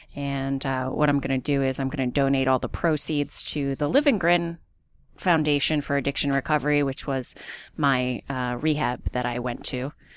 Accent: Easton, Pennsylvania, United States; I'm from Easton

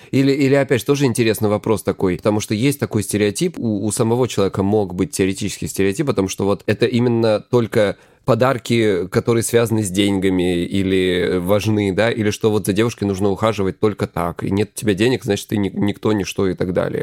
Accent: Krasnodar Krai, Russia; я, короче, с Кубани

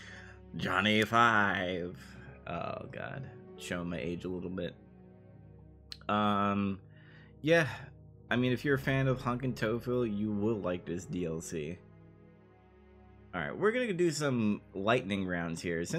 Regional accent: New York, United States; I'm from New York. It's, it's in my blood.

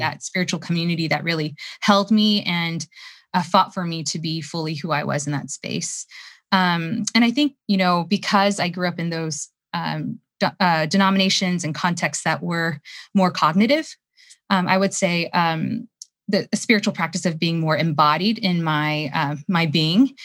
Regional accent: United States; I'm Korean American.

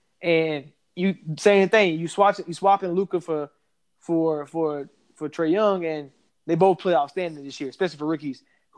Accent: Georgia, United States; we don't believe in the Atlanta sports teams, even though we are from Georgia.

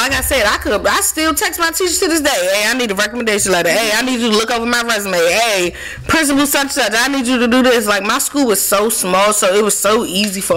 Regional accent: Washington, District of Columbia, United States; I take pride in being born and raised in Southeast DC

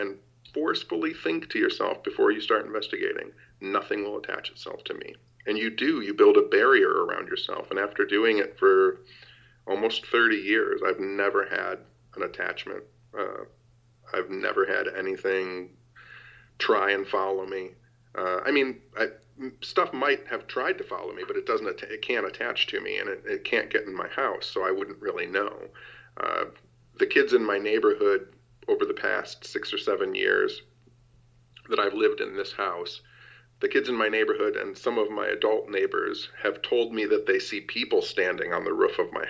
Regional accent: Royal Oak, Michigan, United States; my hometown, Royal Oak, Michigan

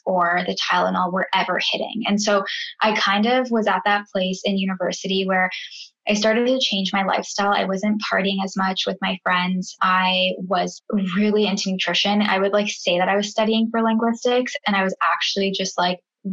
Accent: Guelph, Ontario, Canada; moved away as an adult; now in Vancouver, Canada; I am originally from Guelph, Ontario, but I just moved to Vancouver, BC

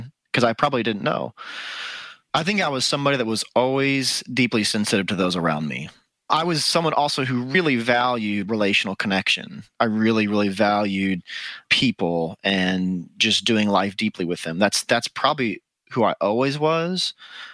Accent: Dallas, Texas, United States; now in Austin, United States; I am from the Dallas area originally, is where I was born and raised

